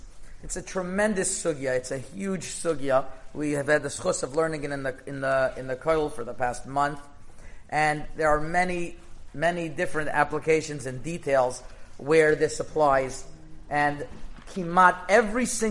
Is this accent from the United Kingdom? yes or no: no; Canada; I'm Canadian.